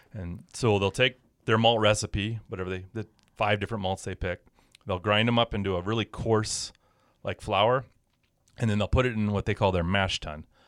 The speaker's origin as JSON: {"language": "English", "town": "Power", "region": "Montana", "country": "United States", "tie": "born or raised there", "said": "I was a farm kid growing up in Power"}